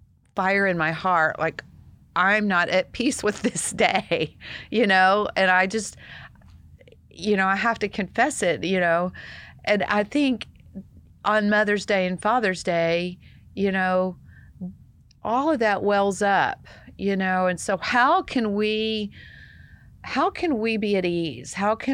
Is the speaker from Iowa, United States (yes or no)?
no; Texas, United States; I know, I see it, Daryl. Almost said it. I'm a Texan. I say